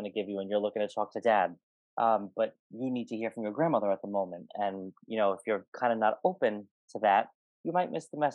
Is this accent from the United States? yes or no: yes; New York, United States; I'm from New York